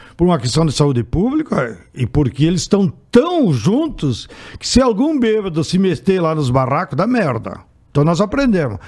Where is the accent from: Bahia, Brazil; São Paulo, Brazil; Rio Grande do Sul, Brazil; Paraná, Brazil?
Rio Grande do Sul, Brazil; born or raised there